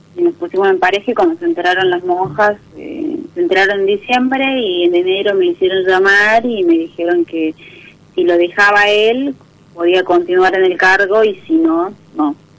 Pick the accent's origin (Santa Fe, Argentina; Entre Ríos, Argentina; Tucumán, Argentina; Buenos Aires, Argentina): Tucumán, Argentina; San Miguel de Tucumán; De Tucumán Capital